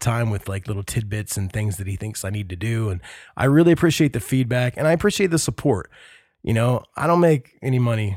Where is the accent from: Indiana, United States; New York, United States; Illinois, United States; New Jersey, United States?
Indiana, United States; also born or lived in Alabama; I'm now back in my home state of Indiana